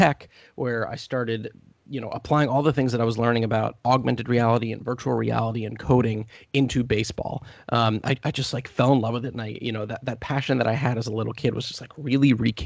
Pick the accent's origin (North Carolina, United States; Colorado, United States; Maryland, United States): Maryland, United States; Columbia; I was born in Columbia, Maryland, which is like right in between Baltimore and D.C.